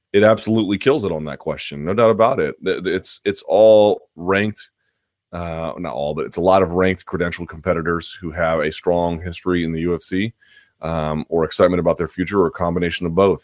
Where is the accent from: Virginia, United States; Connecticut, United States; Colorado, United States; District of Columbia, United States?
District of Columbia, United States; Washington; Foggy Bottom in my hometown